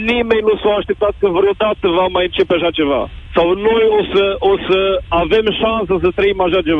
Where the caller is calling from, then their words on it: Norway; momentan vă sunt din Norvegia, țară unde momentan și locuiesc și sunt într-adevăr cu toată familia aici.